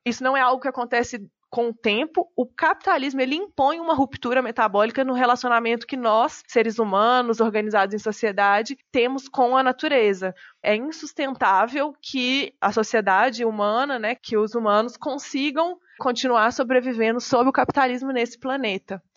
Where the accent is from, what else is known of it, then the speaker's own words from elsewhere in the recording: João Monlevade, Minas Gerais, Brazil; moved away as an adult; also born or lived in Belo Horizonte; now in São Paulo, Brazil; Eu nasci numa cidade pequenininha em Minas Gerais, se chama João Monlevade, é na cidade que eu nasci. Eu já morei lá, morei em Belo Horizonte e moro em São Paulo há alguns anos